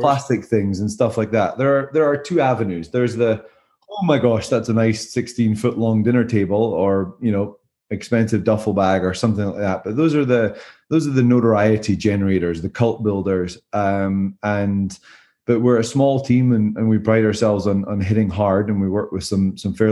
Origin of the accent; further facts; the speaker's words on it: Scotland, United Kingdom; moved away as an adult; also born or lived in Southern California; now in Greenville, United States; being Scottish.